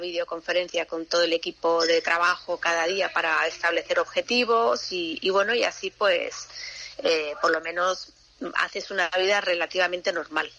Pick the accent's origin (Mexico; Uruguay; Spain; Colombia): Spain; Fuengirola, Andalusia; yo me crié en Fongirola